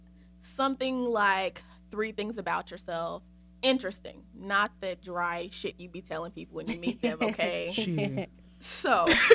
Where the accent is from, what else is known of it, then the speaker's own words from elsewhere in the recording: Winnsboro, South Carolina, United States; Yeah, I'm from Winsboro, South Carolina. The sticks. There is nothing there but black people and grass. So, yes. That's where I'm from.